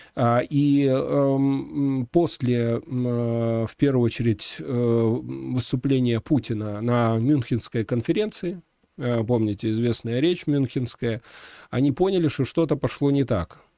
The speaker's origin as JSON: {"language": "Russian", "country": "Belarus", "said": "Мы, белорусы"}